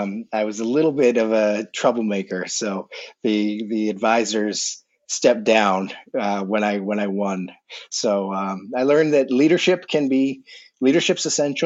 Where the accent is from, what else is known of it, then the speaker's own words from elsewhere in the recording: Boston, Massachusetts, United States; moved away as an adult; also born or lived in Brooklyn, New York; now in Berkeley, United States; right now I'm in Grass Valley, California, but I'm originally from the Boston area and cycled out here in 2016